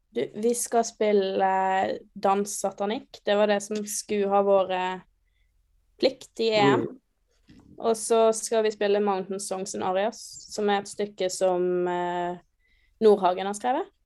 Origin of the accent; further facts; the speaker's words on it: Hundvin, Vestland, Norway; moved away as an adult; now in Trondheim, Norway; jeg er oppvokst litt utenfor Hundvin